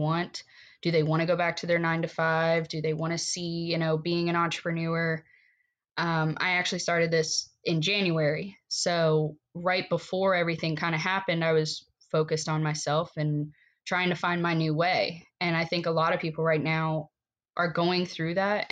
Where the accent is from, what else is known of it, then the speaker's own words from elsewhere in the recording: Virginia, United States; moved away as an adult; now in Ocean Pines, United States; went to Virginia, lived out there for 10 years